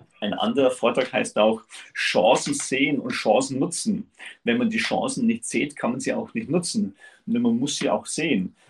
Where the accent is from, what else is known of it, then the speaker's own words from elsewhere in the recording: Upper Bavaria, Germany; ich komme aus Oberbayern wirklich aus dem Süden von Deutschland. Ich bin in der Region, das ist in Salzach, das ist ein Stück oberhalb von Chiemsee